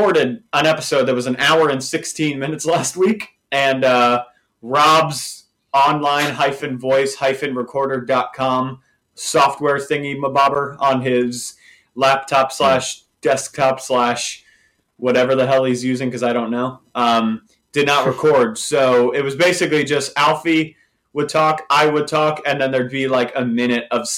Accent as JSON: {"language": "English", "country": "United States", "said": "I'm an American, so it's not like I was raised around Arsenal"}